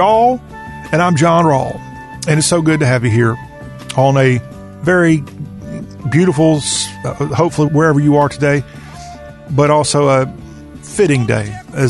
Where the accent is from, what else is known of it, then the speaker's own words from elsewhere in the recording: near Clinton, South Carolina, United States; That's about an hour from my hometown.